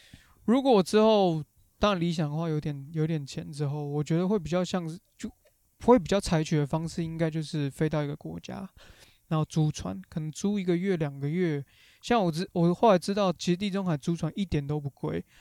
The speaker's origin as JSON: {"language": "Chinese", "country": "Taiwan", "said": "不像可能我们台湾人、亚洲人就是，"}